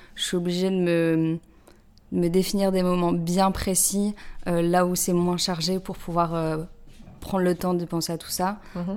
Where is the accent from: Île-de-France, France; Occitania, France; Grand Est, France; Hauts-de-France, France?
Hauts-de-France, France; Lille; moved away as an adult; now in Paris, France; je viens de Lille à la base. Euh, je suis maintenant sur Paris depuis 10 euh, ans